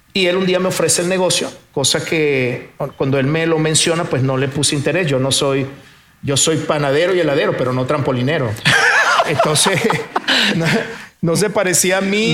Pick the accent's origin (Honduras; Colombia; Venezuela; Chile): Venezuela; moved away as an adult; also born or lived in Portugal; now in Monterrey, Mexico; nací en Portugal, me me crié en Venezuela, pero ahora soy mexicano de corazón